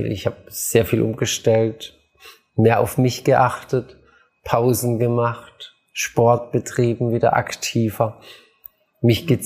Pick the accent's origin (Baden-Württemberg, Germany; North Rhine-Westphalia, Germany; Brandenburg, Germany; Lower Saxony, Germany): Baden-Württemberg, Germany; aber ich komme aus Schwaben, Nudeln, Spätzle und Fleisch gab's immer.